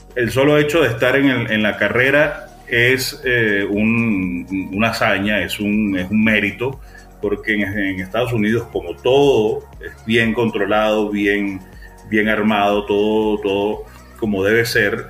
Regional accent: Venezuela; como buen venezolano

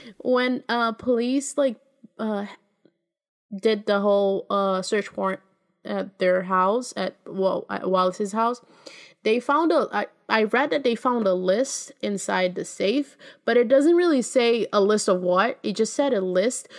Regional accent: Brazil; my hometown, Brazil

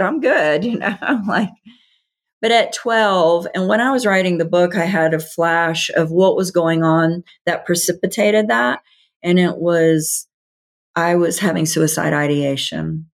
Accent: the South, United States; I grew up in the South, Bible Belt.

